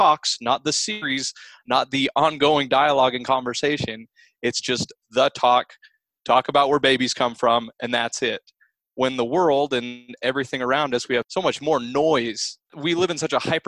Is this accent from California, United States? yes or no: no; Salt Lake City, Utah, United States; I'm from Salt Lake City.